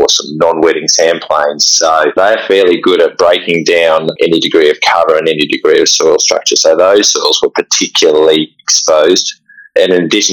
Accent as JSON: {"language": "English", "region": "South Australia", "country": "Australia", "tie": "born or raised there", "also_born_or_lived": "Victoria", "moved": "as an adult", "lives_now": "Geraldton, Australia", "said": "I grew up in South Australia, started working in Victoria, and pretty soon saw the light and shifted over to WA"}